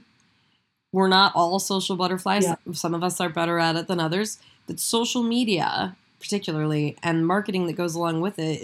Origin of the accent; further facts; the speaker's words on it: Midwest, United States; So I am a farmer's daughter. I live in the country. I'm from the Midwest